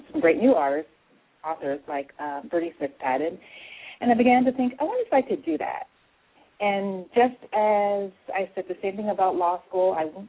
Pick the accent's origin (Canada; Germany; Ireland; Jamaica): Canada; also born or lived in England; now in United States; growing up in Canada, it was very diverse